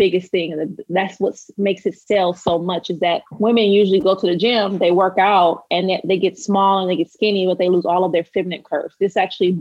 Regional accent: Los Angeles, California, United States; I'm from South Central, but if you want to narrow that down, I'm from Watts

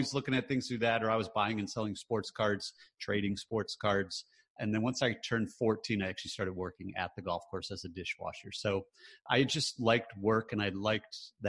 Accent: Michigan, United States; moved away; also born or lived in North Carolina; I grew up in the Midwest. I grew up in Michigan

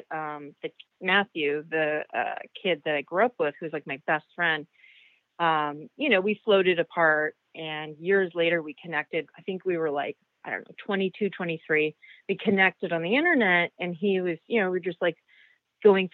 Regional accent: Victoria, British Columbia, Canada; moved away; I grew up in Victoria, British Columbia, Canada, where it's super rainy

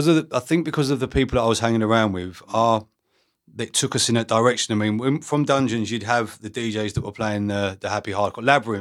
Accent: Harlow, East of England, United Kingdom; I grew up in Harlow.

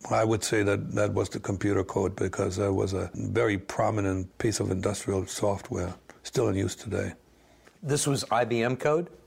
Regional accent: Orange, New Jersey, United States; I'm originally from New Jersey. I was born in Orange. Mm-hmm. That's it. American.

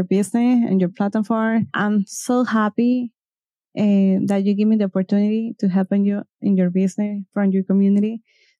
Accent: Venezuela; English is a second language; moved away as an adult; now in Ecuador; I born in Venezuela

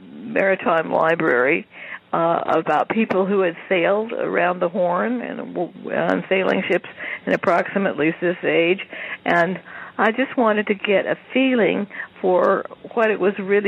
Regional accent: California, United States; I grew up in California, so I knew quite a bit about it

